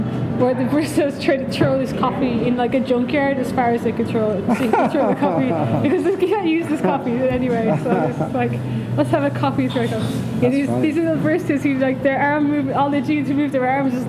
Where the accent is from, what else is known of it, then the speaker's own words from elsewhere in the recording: Ireland; now in Kyoto, Japan; Ireland is mainly, you know, the cafes that are well known or established as cafes, a place to drink good coffee, are all specialty coffee.